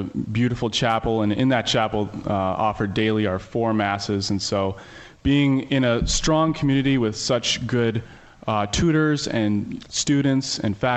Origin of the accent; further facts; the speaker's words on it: Butte, Montana, United States; also born or lived in Minnesota; I was born in Minnesota, and then I moved to Butte, Montana when I was about 5 years old